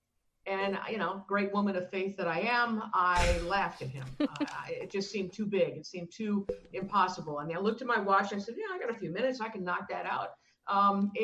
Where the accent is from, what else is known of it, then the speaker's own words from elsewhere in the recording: Ohio, United States; Ohio was my home state